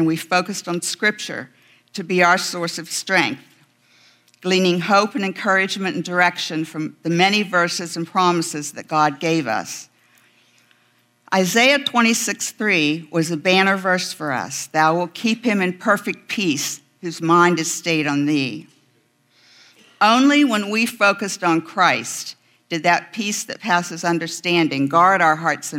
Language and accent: English; West Virginia, United States; moved away; I'm a mountain girl. I'm from West Virginia.